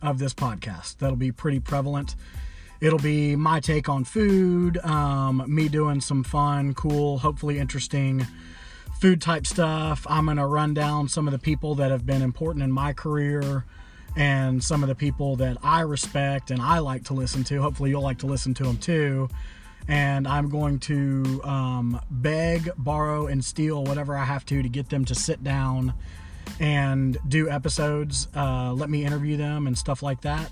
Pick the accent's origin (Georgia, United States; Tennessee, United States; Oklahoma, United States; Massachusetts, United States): Tennessee, United States; Memphis; I'm from Memphis, Tennessee. Born and raised